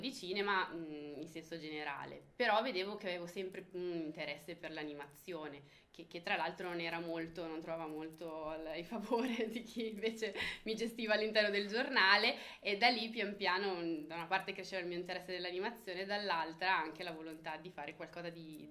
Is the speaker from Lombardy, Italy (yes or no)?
yes; Melzo, Lombardy, Italy; also born or lived in Milan; siamo della provincia di Milano